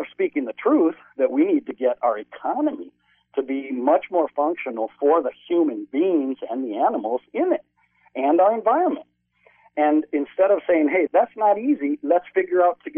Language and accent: English; United States; I was born in the United States